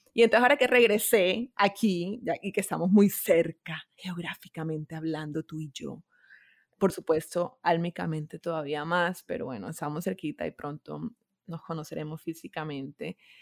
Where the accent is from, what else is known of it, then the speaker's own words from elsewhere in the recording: Barranquilla, Atlántico, Colombia; moved away as an adult; also born or lived in Bogotá; yo soy de Barranquilla, pero viví 11 años en Bogotá.